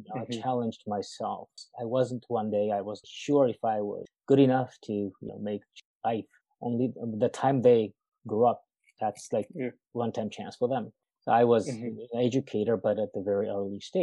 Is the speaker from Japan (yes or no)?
yes; Japan; English is a second language; moved away as an adult; also born or lived in United States; now in Burnaby, Canada; I was born and raised in Japan